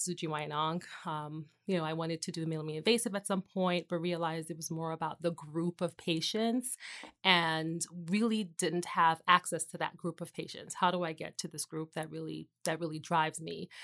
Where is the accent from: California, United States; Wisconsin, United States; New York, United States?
New York, United States; also born or lived in Trinidad; I am originally from New York, born in Brooklyn, to a Caribbean family. So, grew up half the time in Brooklyn and Trinidad and then Queens, so I'm a New Yorker through and through